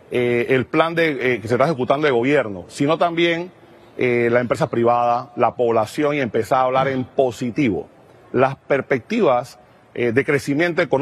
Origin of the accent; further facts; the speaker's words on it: Panama; yo creo que debemos empezar a creer nosotros mismos como panameños en el país que tenemos